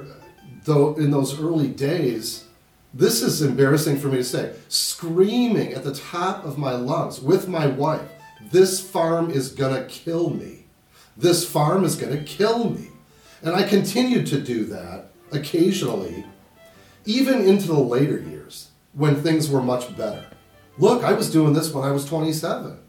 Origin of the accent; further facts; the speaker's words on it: Libertyville, Illinois, United States; I am originally from Libertyville, Illinois, which is 40 miles northwest of Chicago